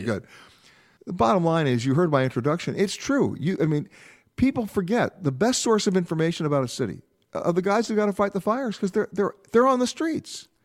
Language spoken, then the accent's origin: English; New York, United States; also born or lived in Los Angeles; I'm born and raised in New York. I also live in Los Angeles.